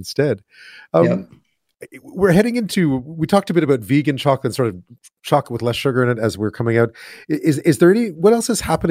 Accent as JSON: {"language": "English", "town": "Montreal", "region": "Quebec", "country": "Canada", "said": "I'm from Montreal"}